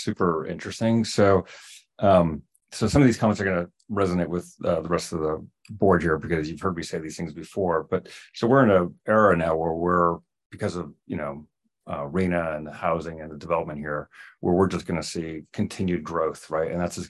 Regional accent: East Coast, Connecticut, United States; now in Marin County, California, United States; I grew up on the East Coast.

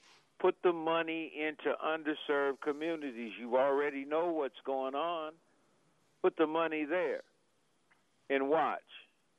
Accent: Sacramento, California, United States; I'm from Del Paso Heights.

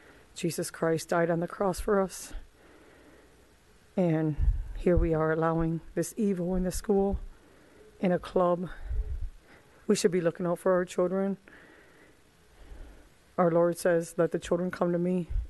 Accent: Elizabeth City, North Carolina, United States; I'm from Elizabeth City, North Carolina.

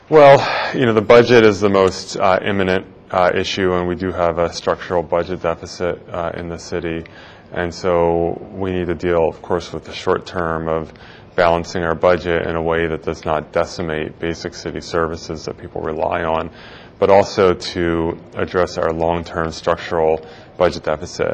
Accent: Philadelphia area, New Jersey, United States; moved away as an adult; now in San Francisco, United States; I grew up in the Philadelphia area in New Jersey.

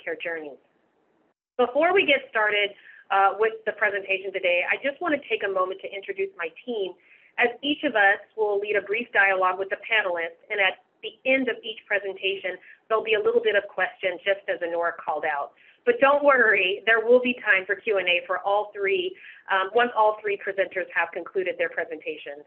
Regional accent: Seattle, Washington, United States; I was born and raised here in Seattle, so I am a native.

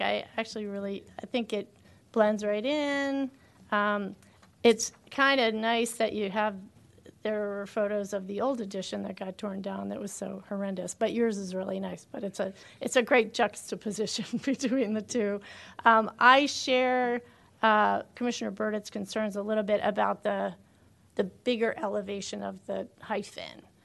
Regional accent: Bethesda, Maryland, United States; I grew up in Bethesda

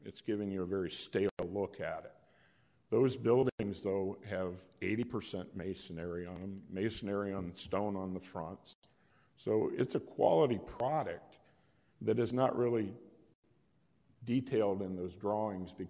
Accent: Chicago, Illinois, United States; moved away; I'm from Chicago, so I know brownstones real well, and I built a lot of them

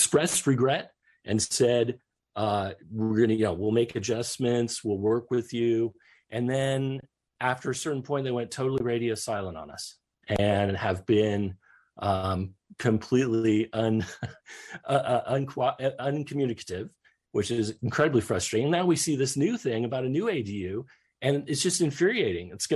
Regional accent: Palo Alto, California, United States; moved away as an adult; We moved here to get away from the type of place we grew up in. When I say I'm from Palo Alto

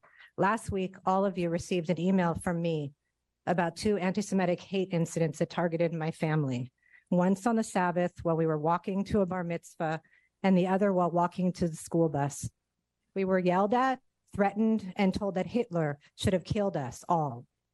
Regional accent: Berkeley, California, United States; I grew up in Berkeley. I work and I live here. I am Jewish and American and Israeli, along with my husband and our children.

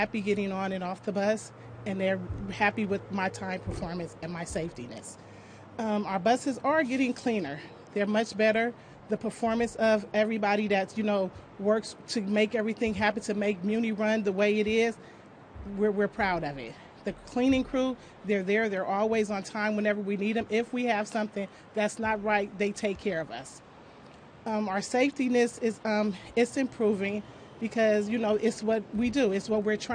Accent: San Francisco, California, United States; I am also a San Francisco native, born and raised in San Francisco

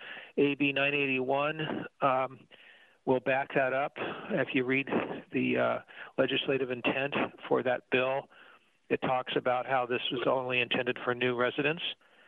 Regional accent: California, United States; I come from the East Bay, and when I come in the afternoon, there's zero traffic going to Treasure Island.

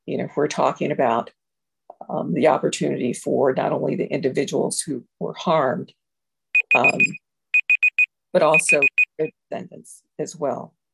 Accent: San Francisco, California, United States; I grew up in Fillmore uh, Hill, and Hunters Point, Bayview Hunters Point.

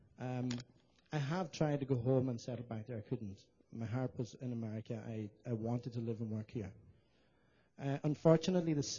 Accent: Ireland; moved away as an adult; now in San Francisco, United States; I'm from Ireland. I came to San Francisco just over 9 years ago

